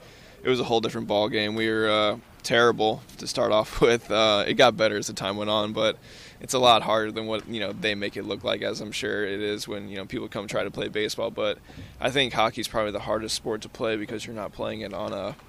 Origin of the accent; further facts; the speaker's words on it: St. Louis, Missouri, United States; I grew up in St. Louis as well